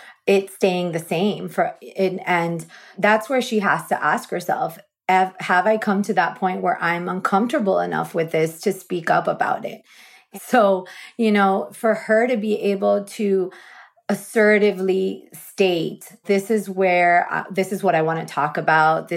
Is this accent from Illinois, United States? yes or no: no; South Florida, United States; I was born and raised in South Florida, so I'm a native.